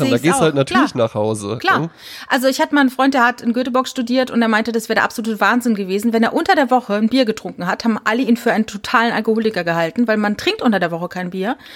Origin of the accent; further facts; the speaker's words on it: Cologne, North Rhine-Westphalia, Germany; also sogar als Kölner, die den Karneval kennt